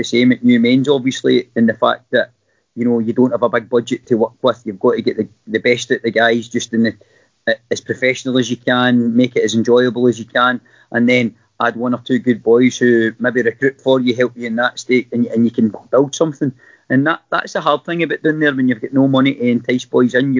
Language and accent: English; Irvine, Scotland, United Kingdom; I was from Irvine, you know, the family's from Irvine originally